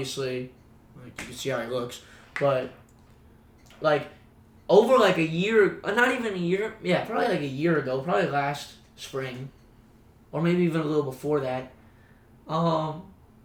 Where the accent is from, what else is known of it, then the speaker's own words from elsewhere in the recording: Broward County, South Florida, United States; moved away as an adult; now in Jacksonville, United States; I grew up back home in South Florida